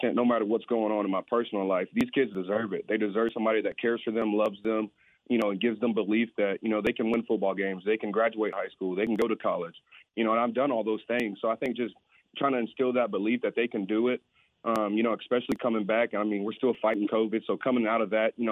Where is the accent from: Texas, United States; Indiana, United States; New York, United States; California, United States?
Texas, United States; Temple; I'm very blessed to be back here in my hometown